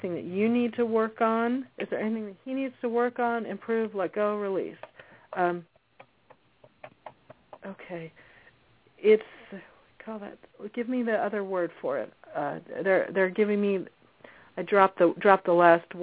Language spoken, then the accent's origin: English; New Jersey, United States; I was born in New Jersey